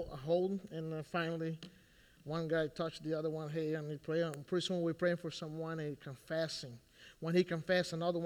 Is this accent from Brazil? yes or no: yes; Brazil; moved away; I'm Brazilian